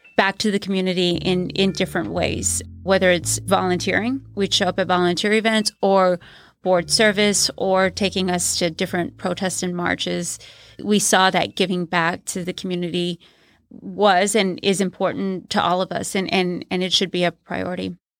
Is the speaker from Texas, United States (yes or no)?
yes; San Antonio, Texas, United States; Growing up in San Antonio